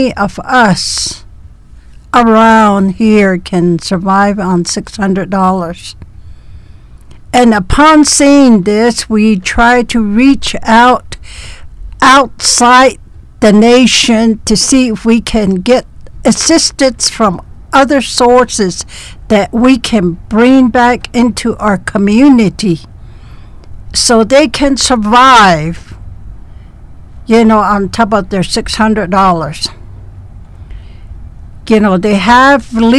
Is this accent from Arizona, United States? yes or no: yes; Klagetoh, Arizona, United States; And I am from Klagetoh